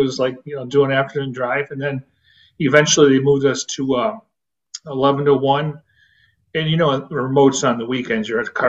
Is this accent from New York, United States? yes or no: yes; Niagara Falls, New York, United States; now in Arizona, United States; I'm from Niagara Falls, so we grew up with Ted's Hot Dogs.